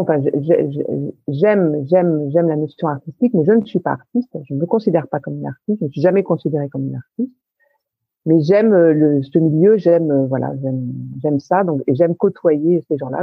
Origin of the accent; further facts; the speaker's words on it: Paris, Île-de-France, France; je suis parisienne, mais alors parisienne